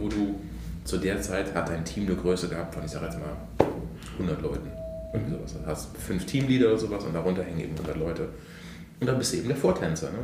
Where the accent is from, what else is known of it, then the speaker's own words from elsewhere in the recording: Koblenz, Rhineland-Palatinate, Germany; moved away as an adult; also born or lived in Poland; meiner Heimatstadt Koblenz